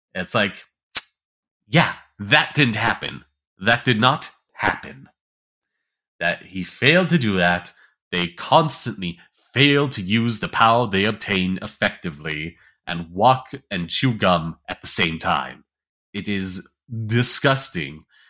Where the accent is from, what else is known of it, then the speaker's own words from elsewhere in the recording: United States; as American